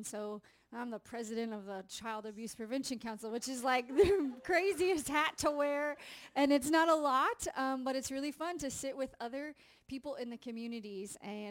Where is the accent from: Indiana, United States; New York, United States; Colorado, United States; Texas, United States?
Indiana, United States; I'm from Indiana